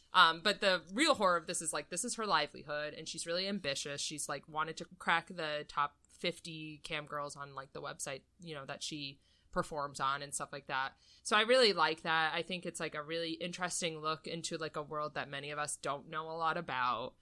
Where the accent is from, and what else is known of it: United States